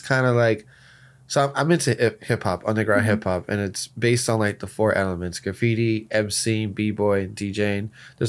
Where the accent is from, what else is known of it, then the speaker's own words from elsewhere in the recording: Miami, Florida, United States; from Miami, Florida, representing Project Roadmap and the future of NFTs.